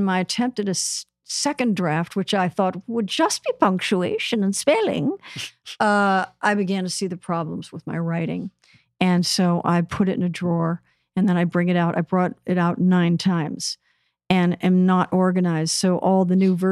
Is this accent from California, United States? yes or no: yes; Beverly Hills, California, United States; also born or lived in Westwood, Los Angeles; growing up in Westwood and Beverly Hills